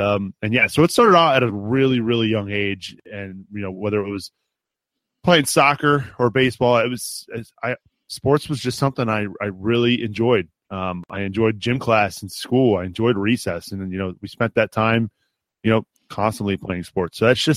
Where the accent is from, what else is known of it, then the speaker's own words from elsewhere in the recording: Cincinnati, Ohio, United States; I grew up in Cincinnati, Ohio.